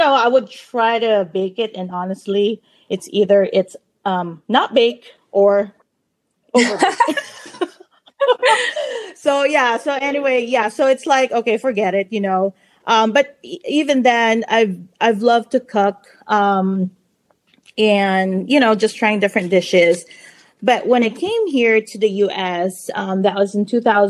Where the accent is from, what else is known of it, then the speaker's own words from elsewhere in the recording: Philippines; now in California, United States; I was born and raised in the Philippines